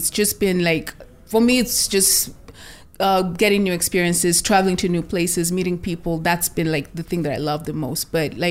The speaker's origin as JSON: {"language": "English", "country": "Kenya", "tie": "born or raised there", "also_born_or_lived": "India / Germany", "moved": "as an adult", "lives_now": "United States", "said": "I was born in Kenya."}